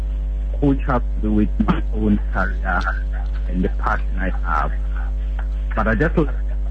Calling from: Tamale, Northern Region, Ghana; from Tamale.

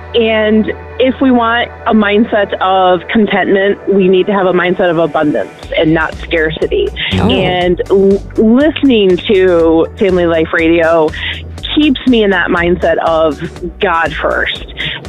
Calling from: Hastings, Michigan, United States; Michigan. West Michigan.

